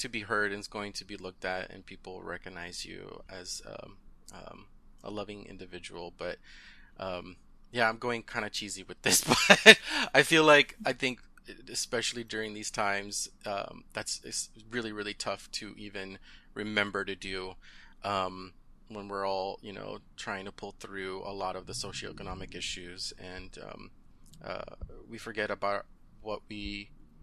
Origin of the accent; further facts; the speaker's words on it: Southern California, United States; first language Spanish; English is a second language; Southern California, and I finished high school there